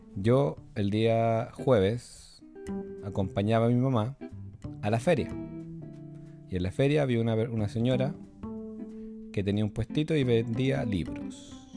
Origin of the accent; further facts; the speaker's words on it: Rancagua, O'Higgins, Chile; Cuando era un niño, cuando era un pequeñín, chiquitín, allá en Rancagua, porque yo nací en Rancagua